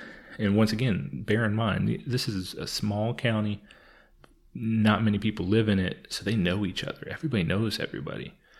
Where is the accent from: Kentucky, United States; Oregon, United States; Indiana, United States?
Kentucky, United States; Louisville; hey, we're from Louisville, we want to help.